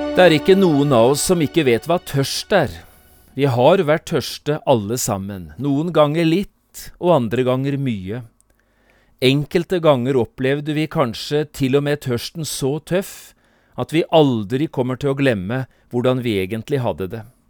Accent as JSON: {"language": "Norwegian", "town": "Notodden", "region": "Telemark", "country": "Norway", "also_born_or_lived": "Oslo", "moved": "as an adult", "said": "hjemme på Notodden, på besøk hos min mor"}